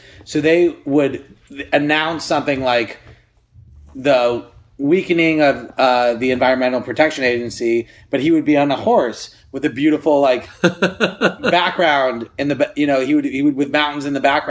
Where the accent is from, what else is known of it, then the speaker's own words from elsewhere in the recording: San Fernando Valley, California, United States; And we're both Valley boys. We're both from the Valley